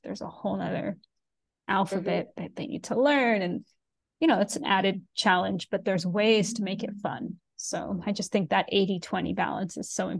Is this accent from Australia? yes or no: no; United Kingdom; I'm British and I'm Indian. I don't have to choose.